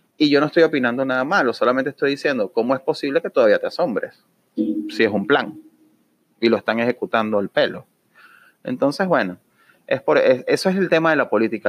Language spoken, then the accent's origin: Spanish; Venezuela; now in Orlando, United States; como venezolano me duele